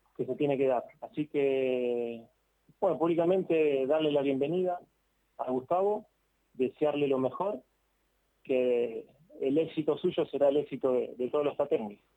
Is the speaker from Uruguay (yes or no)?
yes; Uruguay; moved away as an adult; now in Santa Fe, Argentina; El fútbol argentino en Uruguay lo vivimos mucho.